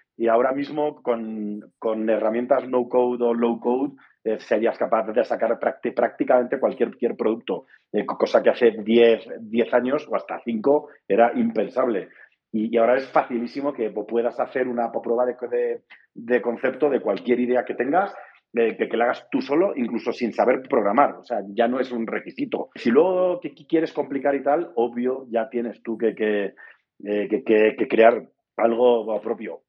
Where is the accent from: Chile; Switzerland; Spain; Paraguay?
Spain; Andalusia; moved away as an adult; now in Mexico; soy español, o sea, súper breve, eh, del sur de España, eh, andaluz. En México llevo como unos nueve años ya